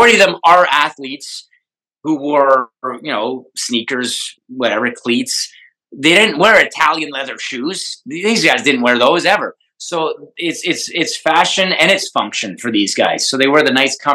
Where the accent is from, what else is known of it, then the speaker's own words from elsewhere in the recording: Hamilton, Ontario, Canada; I'm from Hamilton.